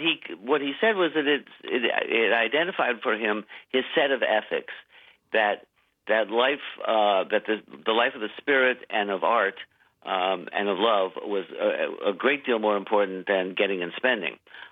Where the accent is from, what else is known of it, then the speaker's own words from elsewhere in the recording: Maine, United States; I was literally the only person in my high school class who had not been there for all 4 years.